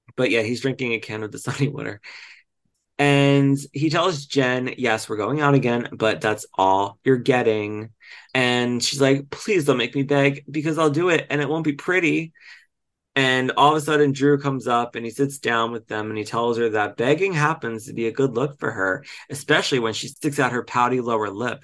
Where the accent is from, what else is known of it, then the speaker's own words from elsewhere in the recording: Delco, Pennsylvania, United States; moved away; also born or lived in Glenolden, Pennsylvania; I'm from Delco and I, you know, lived in Glenolden